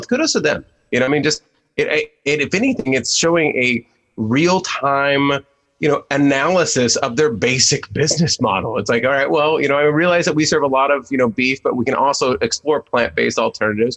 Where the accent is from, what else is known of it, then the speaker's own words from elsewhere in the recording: San Diego, California, United States; I'm born and raised in San Diego